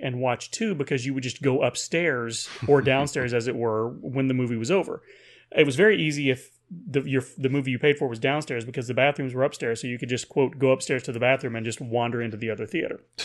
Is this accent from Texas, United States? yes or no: yes; Paris, Texas, United States; growing up in Paris, Texas